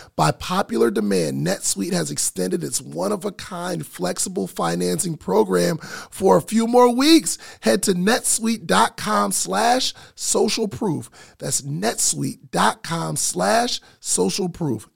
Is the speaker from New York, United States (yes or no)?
yes; upstate New York, United States; I'm part of one of the biggest families in my hometown from upstate New York